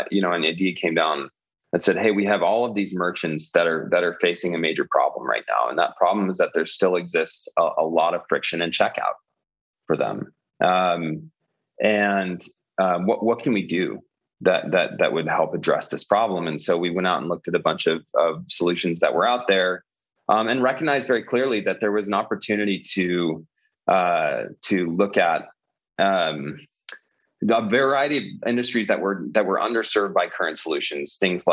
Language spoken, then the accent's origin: English; California, United States; now in Denver, United States; I came from California myself.